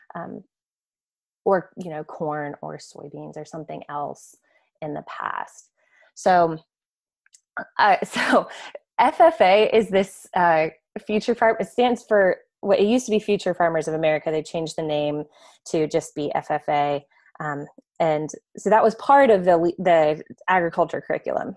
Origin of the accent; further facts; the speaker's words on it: Florida, United States; I grew up in Florida